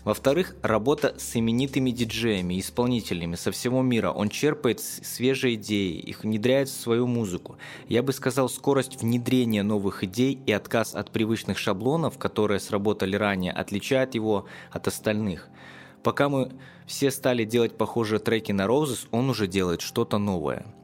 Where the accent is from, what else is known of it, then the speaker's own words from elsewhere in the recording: Gomel, Gomel Region, Belarus; в моём родном городе Гомеле